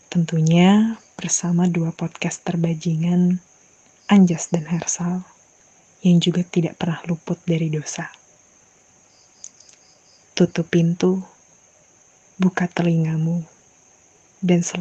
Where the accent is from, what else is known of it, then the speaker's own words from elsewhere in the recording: Jakarta, Indonesia; Iya, gue dari Jakarta.